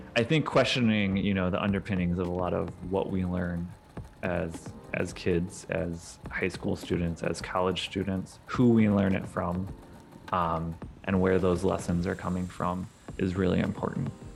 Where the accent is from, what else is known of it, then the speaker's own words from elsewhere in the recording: St. Louis, Missouri, United States; moved away as an adult; also born or lived in Kentucky; now in Detroit, United States; I am originally from the Saint Louis, Missouri area. I grew up in the South County suburbs